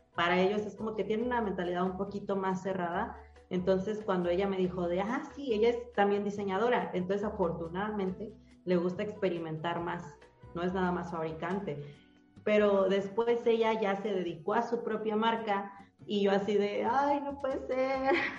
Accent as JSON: {"language": "Spanish", "country": "Mexico", "said": "soy mexicano"}